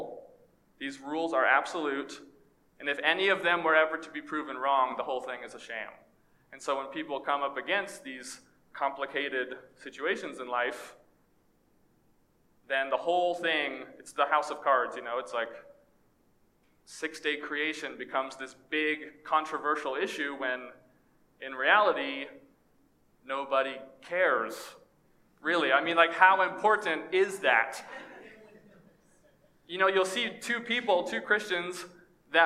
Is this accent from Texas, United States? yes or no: yes; East Texas, United States; moved away as an adult; also born or lived in Orlando; growing up in East Texas and in YWAM